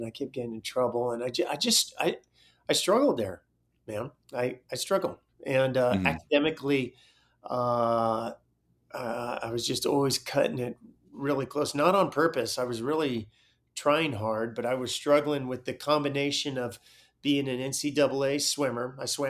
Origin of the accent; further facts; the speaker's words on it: Walnut Creek, California, United States; also born or lived in Pleasant Hill / Concord; I grew up in Walnut Creek and Pleasant Hill and Concord in the Northern California Bay Area.